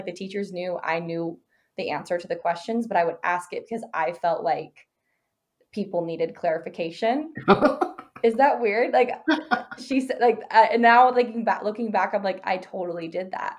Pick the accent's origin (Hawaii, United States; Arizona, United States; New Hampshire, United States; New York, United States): Arizona, United States; I was born and raised in Arizona. I live here now